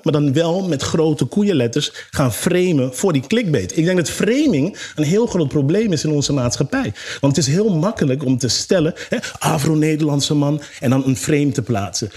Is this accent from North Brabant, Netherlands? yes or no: no; Amsterdam, North Holland, Netherlands; Ik kom uit Zuidoost.